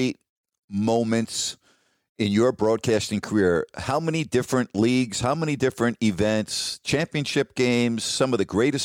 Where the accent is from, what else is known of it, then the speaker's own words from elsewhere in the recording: New York, United States; moved away; growing up in New York